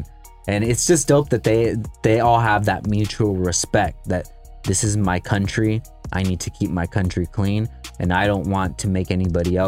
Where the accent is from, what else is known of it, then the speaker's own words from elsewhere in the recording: California, United States; I'm from California